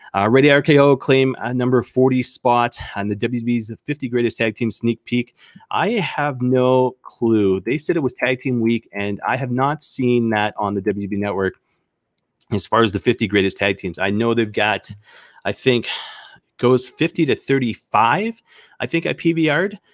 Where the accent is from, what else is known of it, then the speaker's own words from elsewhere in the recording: Canada; as a Canadian